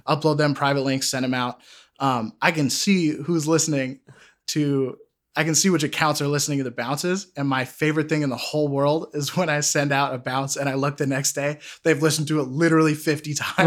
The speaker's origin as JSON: {"language": "English", "town": "Sudbury", "region": "Massachusetts", "country": "United States", "tie": "born or raised there", "said": "I grew up in Sudbury, Massachusetts."}